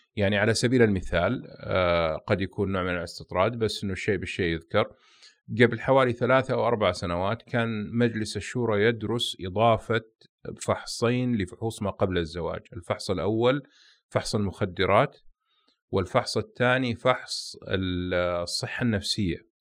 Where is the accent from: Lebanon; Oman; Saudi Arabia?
Saudi Arabia; احنا كسعوديين